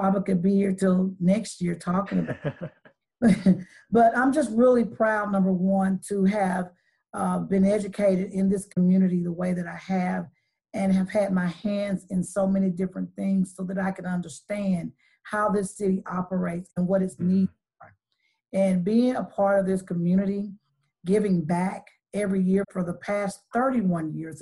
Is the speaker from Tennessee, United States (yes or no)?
yes; Chattanooga, Tennessee, United States; I am a native Chattanoogan. I was born in College Hill Courts. And so this city is my home. And I am considered a daughter of the city because I was raised here all of my life